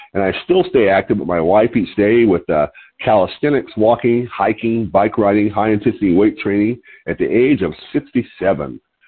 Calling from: Lompoc, California, United States; I'm your host today. I'm calling you from Lompoc, California, which is 54 miles north of Santa Barbara on California's beautiful Central Coast.

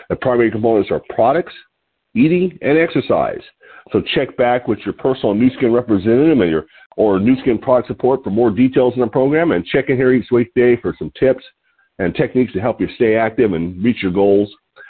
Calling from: Lompoc, California, United States

